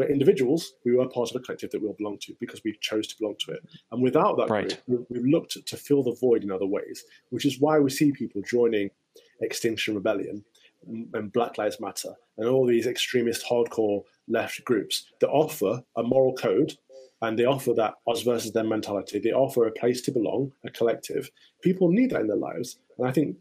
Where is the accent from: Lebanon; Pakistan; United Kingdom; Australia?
United Kingdom; I was born British, but I choose to remain here because I think it's the greatest place in the world to live.